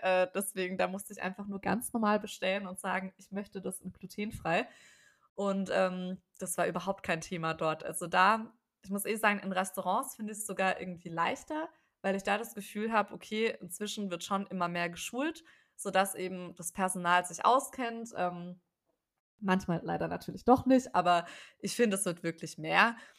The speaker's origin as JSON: {"language": "German", "town": "Ludwigsburg", "region": "Baden-Württemberg", "country": "Germany", "moved": "yes", "said": "ich komme eben ursprünglich aus der Ecke da von Ludwigsburg"}